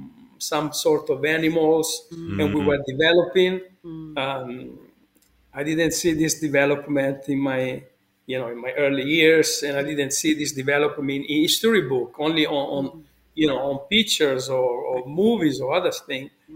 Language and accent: English; Pontedera, Tuscany, Italy; moved away; I was born in Italy, in a village called Pontedera